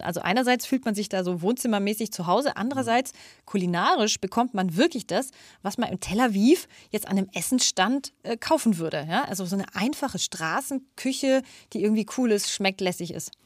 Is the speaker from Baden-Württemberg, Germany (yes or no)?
no; Berlin, Germany; wir Berliner